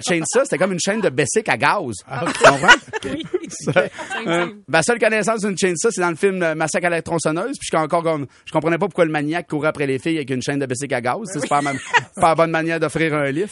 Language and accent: French; Saint-Joseph-de-Kamouraska, Quebec, Canada; je viens de Saint-Joseph-de-Kamouraska.